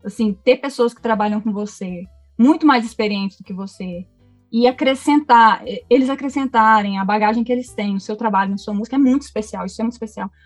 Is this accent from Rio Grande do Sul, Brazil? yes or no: no; Goiânia, Goiás, Brazil; also born or lived in Brasília; Nasci em Goiânia, Goiânia mesmo